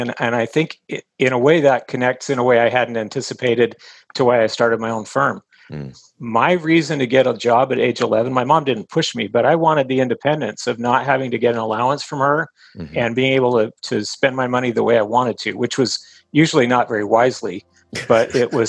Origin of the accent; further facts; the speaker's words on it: Texas, United States; born there; I was born in Texas on a military base. My dad was in the Air Force, but my parents had both grown up in a small town in Utah.